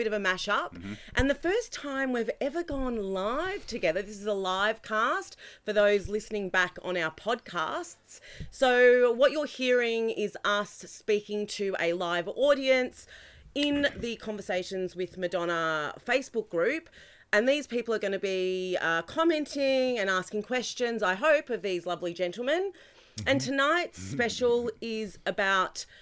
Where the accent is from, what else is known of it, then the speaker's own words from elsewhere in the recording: Australia; I was born in Australia, I'm an Australian-Italian